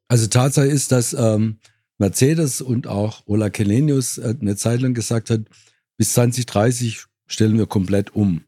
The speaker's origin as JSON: {"language": "German", "region": "Swabia", "country": "Germany", "said": "als Schwabe"}